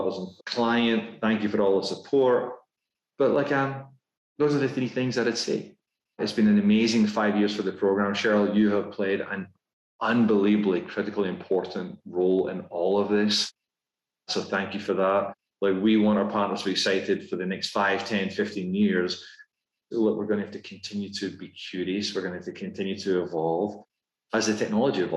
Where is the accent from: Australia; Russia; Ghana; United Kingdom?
United Kingdom; Scotland; accent: Scottish; moved away as an adult; now in United States; despite my Scottish accent, my wife and I, we became American citizens just before the pandemic.